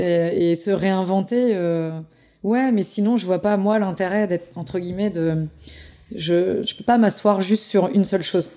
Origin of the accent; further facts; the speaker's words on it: Pays de la Loire, France; je suis du Saumurois